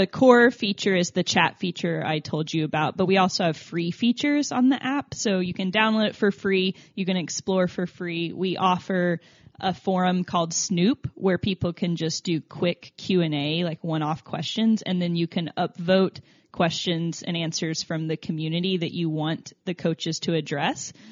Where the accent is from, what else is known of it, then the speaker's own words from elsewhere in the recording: Tennessee, United States; accent: southern; I'm from Tennessee, so I think it's the southern oh. pronunciation.